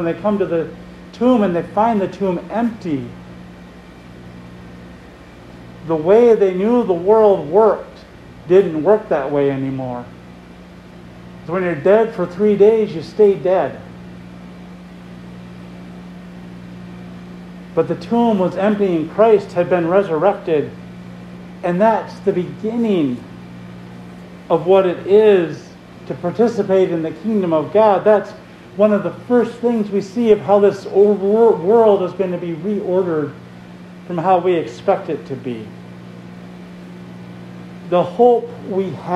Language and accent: English; Minnesota, United States; So a Minnesotan. We're all Minnesotans here